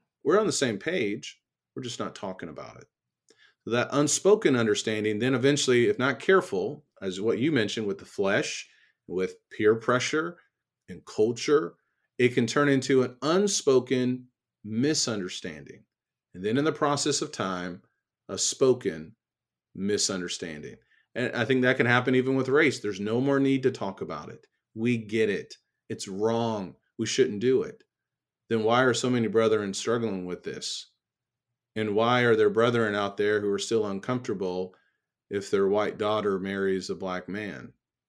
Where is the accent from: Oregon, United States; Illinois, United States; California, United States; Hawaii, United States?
Illinois, United States; also born or lived in Southeast Texas; I grew up in Central Illinois. I don't know if I had a lot of things with respect to racism. If I did, I probably didn't see it or didn't pick up on it. But my mindset shifted when I went to Southeast Texas.